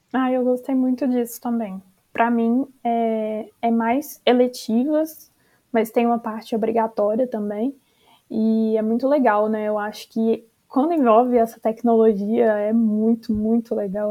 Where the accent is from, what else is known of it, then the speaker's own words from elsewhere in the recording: Minas Gerais, Brazil; eu sou de Minas Gerais e a gente tem, acho que, é, uma refinaria só que fica lá perto da minha cidade